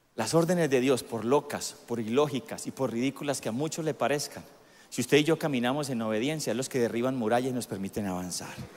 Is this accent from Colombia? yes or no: yes; Colombia